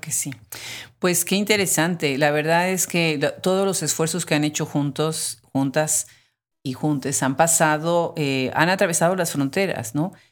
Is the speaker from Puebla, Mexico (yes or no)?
yes; Puebla, Mexico; moved away as an adult; now in United States; yo soy de México, de, soy de Puebla, y aunque vivo en Estados Unidos